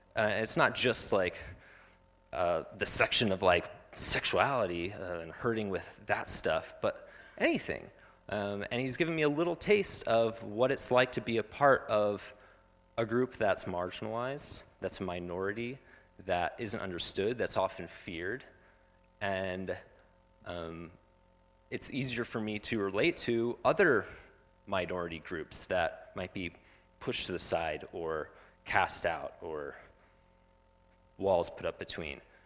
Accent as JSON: {"language": "English", "town": "Phoenix", "region": "Arizona", "country": "United States", "tie": "born or raised there", "said": "I grew up in Phoenix, and I had no idea that there were refugees living next to me"}